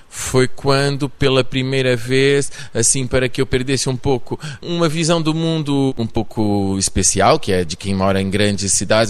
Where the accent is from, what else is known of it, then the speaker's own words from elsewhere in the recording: São Paulo, Brazil; accent: paulista; moved away as an adult; now in Portugal; Eu nasci no Brasil